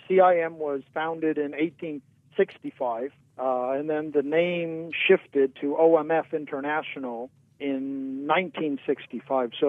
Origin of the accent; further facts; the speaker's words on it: Taiwan; Yeah, born and raised in Taiwan.